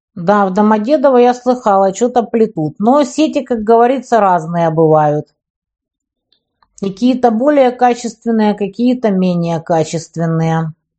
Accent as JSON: {"language": "Russian", "country": "Ukraine", "said": "Я вот украинка"}